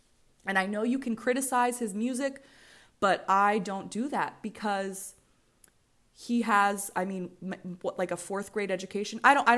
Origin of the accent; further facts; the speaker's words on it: Virginia, United States; And I'm from Virginia.